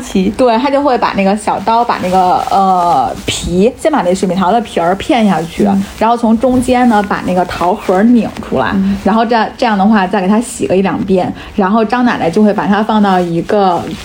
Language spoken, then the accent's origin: Chinese; the North, northern China, China; 因为我是在北方长大的嘛